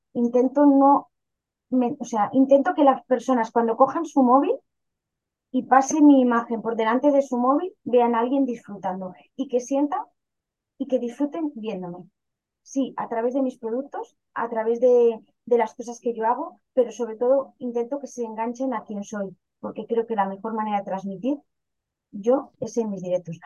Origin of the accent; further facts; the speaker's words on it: León, Castile and León, Spain; soy de una ciudad pequeñita al norte que se llama León, pero realmente vengo de un pueblecito de 30 habitantes que se llama Solanilla, muy cerquita de la ciudad de León.